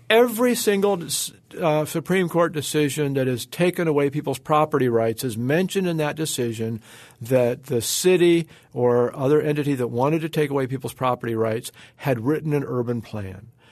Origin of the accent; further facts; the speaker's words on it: Oregon, United States; My home state of Oregon